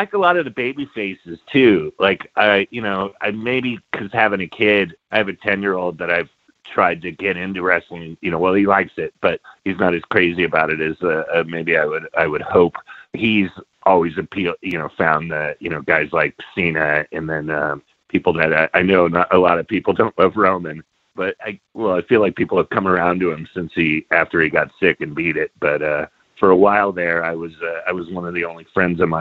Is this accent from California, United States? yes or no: yes; Bay Area, California, United States; I grew up in the Bay Area in the 70s